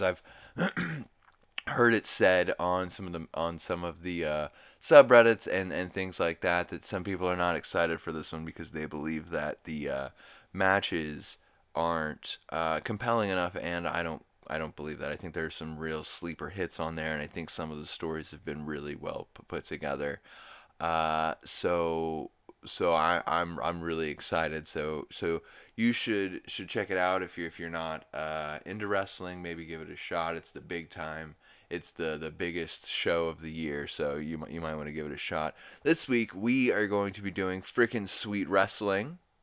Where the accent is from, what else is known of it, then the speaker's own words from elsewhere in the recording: New Orleans, Louisiana, United States; I'm from New Orleans